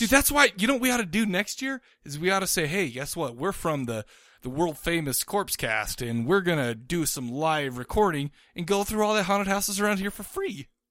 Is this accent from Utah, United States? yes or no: yes; Farmington, Utah, United States; I grew up in Farmington